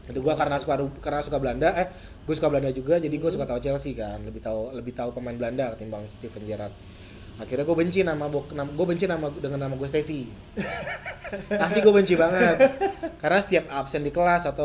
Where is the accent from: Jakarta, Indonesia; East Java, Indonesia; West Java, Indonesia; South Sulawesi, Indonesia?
Jakarta, Indonesia; also born or lived in Surabaya; gua dilahirkan di Surabaya, dan akhirnya merantau di Jakarta dan gua besar di Jakarta.